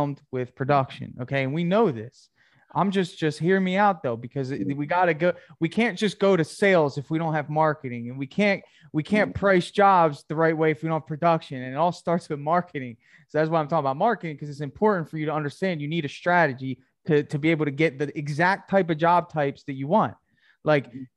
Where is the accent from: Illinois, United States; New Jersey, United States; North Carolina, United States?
New Jersey, United States; I'm from New Jersey too